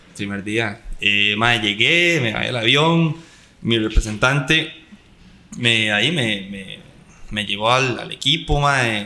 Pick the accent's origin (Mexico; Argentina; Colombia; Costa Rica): Costa Rica; vengo de Costa Rica